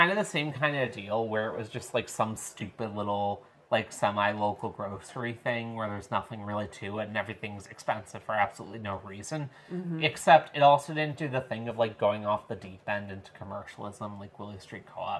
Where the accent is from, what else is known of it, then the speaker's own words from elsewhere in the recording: Long Island, New York, United States; now in Madison, United States; where I grew up on Long Island